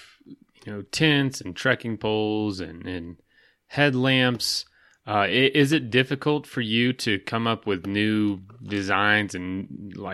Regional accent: Florida, United States; I'm from Florida

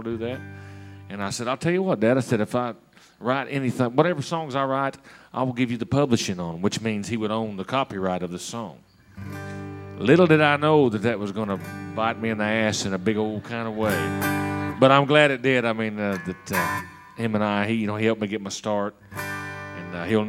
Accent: Thompsonville, Illinois, United States; moved away as an adult; I grew up in Thompsonville, which is over in that area.

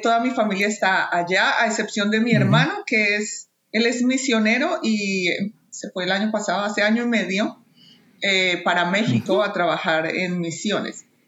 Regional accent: Bogotá, Colombia; moved away as an adult; also born or lived in Toronto, Canada / Bolivia / Manitoba, Canada; now in Canada; a pesar de haber nacido y crecido en Bogotá

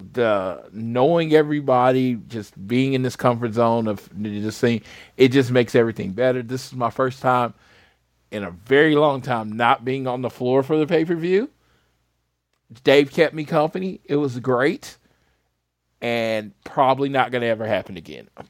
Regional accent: Oklahoma, United States

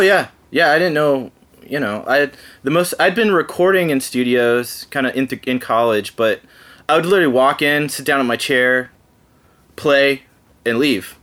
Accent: Dallas, Texas, United States; moved away as an adult; also born or lived in Los Angeles, California; now in Nashville, United States; I grew up in Dallas Fort Worth in Texas

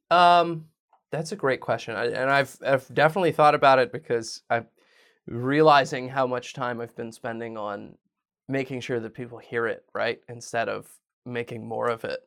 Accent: Virginia, United States; I'm from Virginia

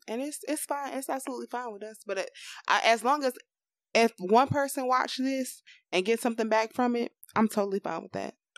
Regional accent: Florida, United States; we are from Florida. We didn't even tell y'all that. We are in this hot state

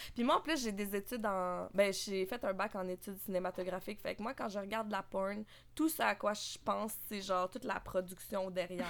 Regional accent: Quebec City, Quebec, Canada; moved away as an adult; now in Montreal, Canada; j'ai grandi euh, à Québec majoritairement, mais ah, euh, j'habite à Montréal depuis maintenant bientôt six ans

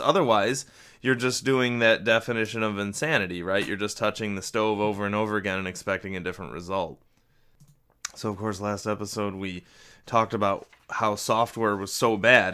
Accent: Western New York, United States; my home office somewhere in Western New York

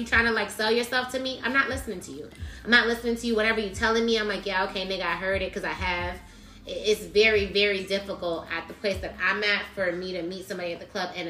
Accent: Miami, Florida, United States; I'm like, my nigga, I'm from Miami.

